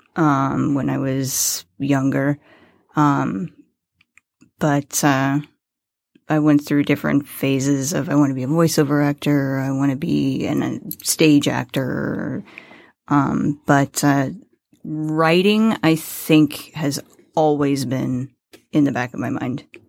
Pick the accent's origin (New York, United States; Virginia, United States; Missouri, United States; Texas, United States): Missouri, United States; Farmington; moved away as an adult; also born or lived in San Diego, California; now in Michigan, United States; I was born in Farmington, Missouri